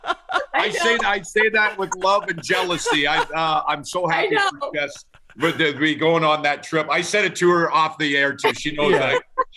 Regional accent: Red Deer, Alberta, Canada; moved away; Family, we always get back together in Western Canada where we're from.

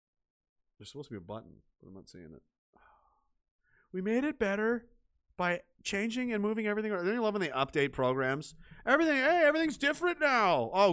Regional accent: East Coast, United States; Where is home? Rural East Coast. I'm from East Coast originally, yeah.

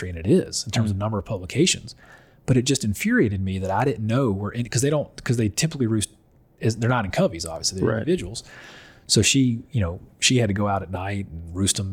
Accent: North Louisiana, United States; I grew up in North Louisiana.

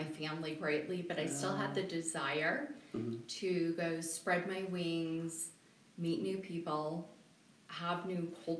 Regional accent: Colorado Springs, Colorado, United States; also born or lived in Seattle; I miss my hometown. I {S0} okay. {S1} love Colorado Springs.

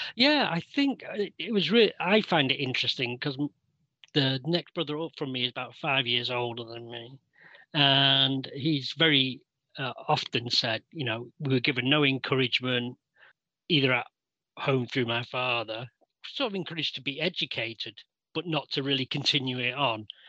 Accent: Manchester, North West England, United Kingdom; I was born in Old Trafford, Manchester

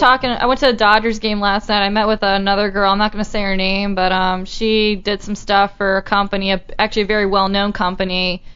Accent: Baltimore, Maryland, United States; accent: Baltimore; I I've been born and raised in Baltimore pretty much my whole life.

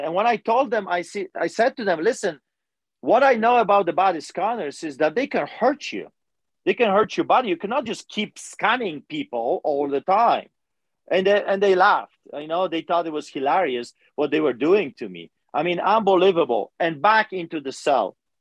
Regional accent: Poland; English is a second language; also born or lived in Greece / Canada; now in Calgary, Canada; I'm a Polish immigrant. I grew up in Poland

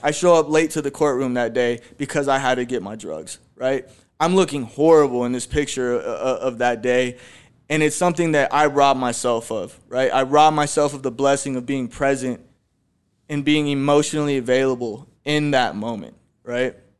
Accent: Phoenix, Arizona, United States; I was born right here in Phoenix, Arizona too. I was born in the Maryvale area

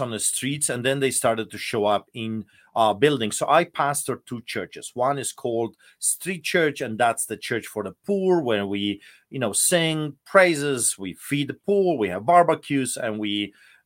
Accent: Poland; now in Canada

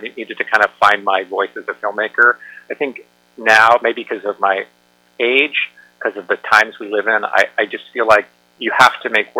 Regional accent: United States; as just an American, as a filmmaker.

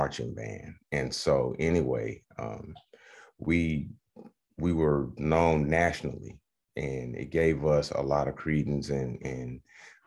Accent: Atlanta, Georgia, United States; growing up in Atlanta in the 80s, 80s and 90s

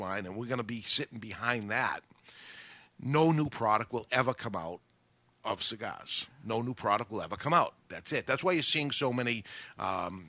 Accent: New Hampshire, United States; I'm from New Hampshire

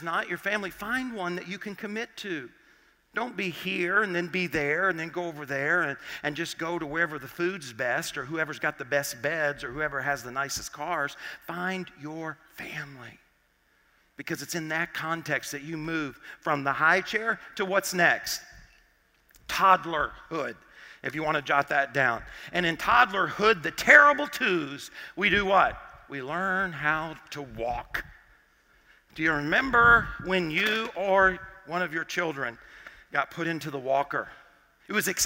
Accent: Arkansas, United States; I grew up in Arkansas

